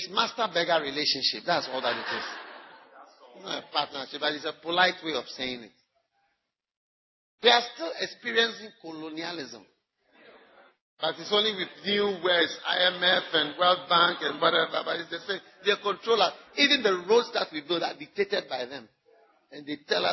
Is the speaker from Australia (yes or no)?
no; Ghana; first language English